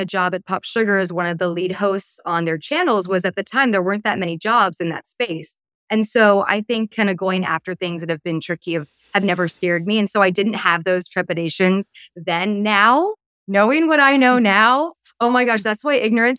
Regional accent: Palos Verdes, California, United States; also born or lived in East Coast; So I'm from Palos Verdes, California, which is like a beautiful beach town on the southern tip of Los Angeles. And I'm originally from the East Coast, but really like my growing up was in PV

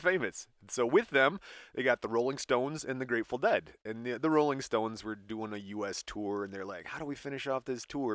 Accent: Michigan, United States; we're from Michigan

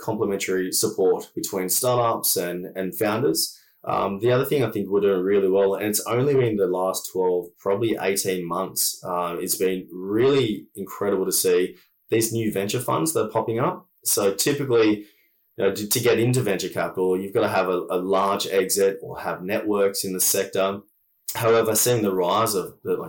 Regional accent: Kempsey, New South Wales, Australia; moved away as an adult; now in Western Australia, Australia; growing up in Kempsey, you didn't necessarily have much.

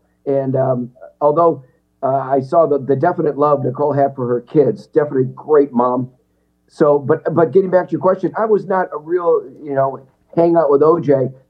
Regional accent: Wisconsin, United States; moved away as an adult; also born or lived in California; I'm a guy just from Wisconsin. I got six siblings, and my parents both have passed away.

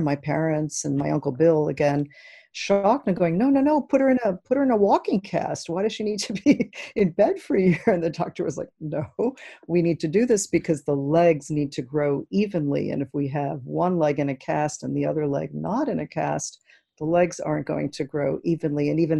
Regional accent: Cuba; first language es; English is a second language; also born or lived in New York, United States; We were the Cubanos. My parents didn't speak much English at all. And I think it's curious that before I spoke English, I was a Spanish speaker, which is my native language. And then I spoke Hebrew for a year.

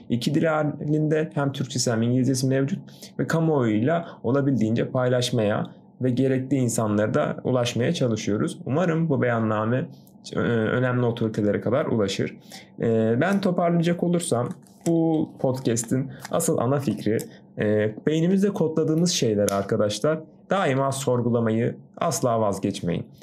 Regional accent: Antalya, Turkey; also born or lived in Kazakhstan; doğma büyümede Antalyalıyım

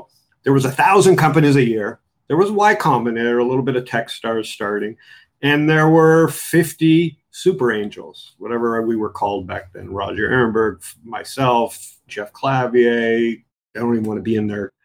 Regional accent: Canada; I'm from Canada. I'm conservative.

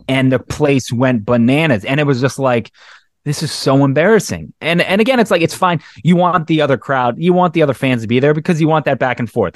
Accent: Baltimore, Maryland, United States; I'm from Baltimore

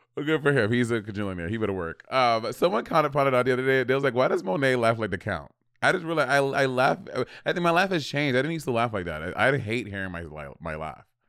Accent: New York City, New York, United States; born or raised there

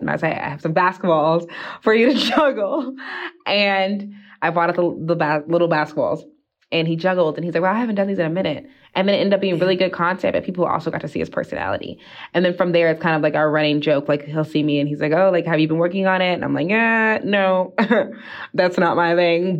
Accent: East Coast, United States; now in Utah, United States; I'm from the East Coast.

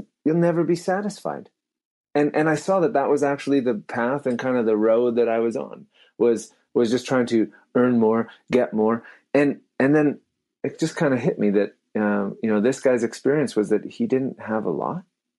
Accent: Abbotsford, British Columbia, Canada; I grew up in Abbotsford.

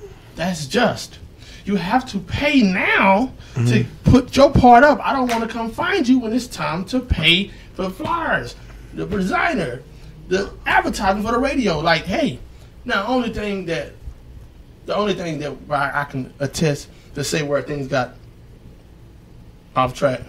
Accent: Dallas, Texas, United States; now in Houston, United States; I came from Dallas. You know what I mean? And it was a tough, hard, ghetto-ass existence before I came to Houston, man.

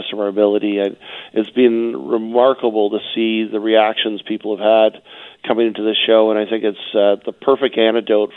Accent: Vancouver, British Columbia, Canada; I grew up in Vancouver myself

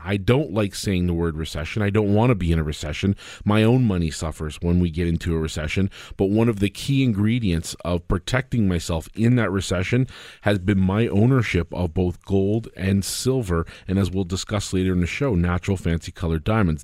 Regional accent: Canada; As a Canadian

